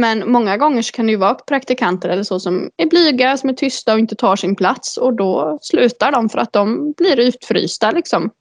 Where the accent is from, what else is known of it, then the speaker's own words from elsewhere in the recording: Uddevalla, Västra Götaland, Sweden; also born or lived in Lilla Edet; Jag är född och uppvuxen i Uddevalla